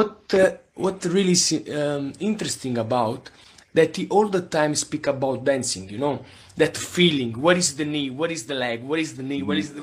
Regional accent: Naples, Campania, Italy; English is a second language; I'm from Napoli

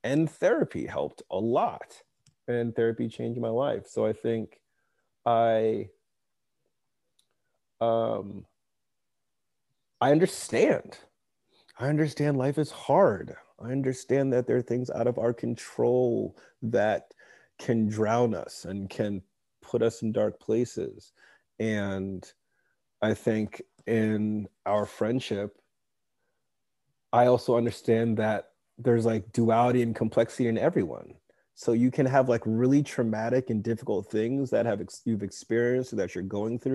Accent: suburban Massachusetts, United States; also born or lived in West Africa; I was born in West Africa. I grew up in New England in suburban Massachusetts.

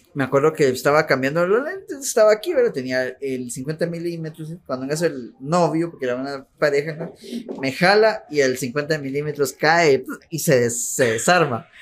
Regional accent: Guatemala; also born or lived in Cobán, Guatemala; toda mi infancia, la que yo me recuerdo, pues, viví en Imajuyú eh, mucho tiempo, casi, casi 20 años vivía

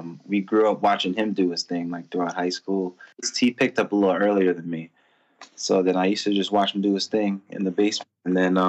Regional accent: Elizabeth, New Jersey, United States; I'm from Jersey. I was born in Elizabeth, 100% Filipino

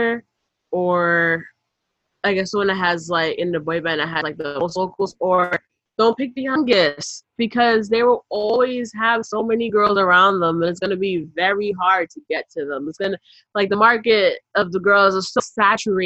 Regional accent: New York City, New York, United States; we're not from Manhattan, we're from the other boroughs.

